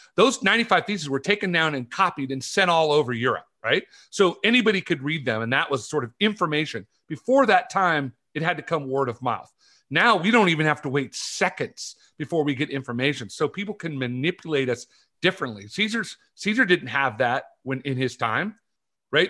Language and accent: English; California, United States; moved away; I grew up in California